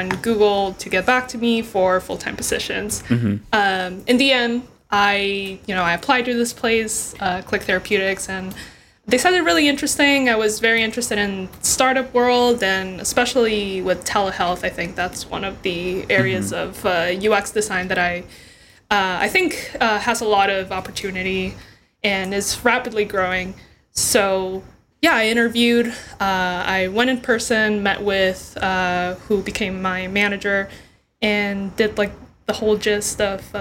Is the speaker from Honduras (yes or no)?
yes; Honduras; now in United States; I'm originally from Honduras.